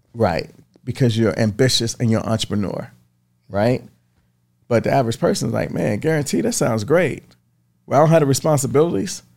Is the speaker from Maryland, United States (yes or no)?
yes; Baltimore, Maryland, United States; moved away; I grew up in Baltimore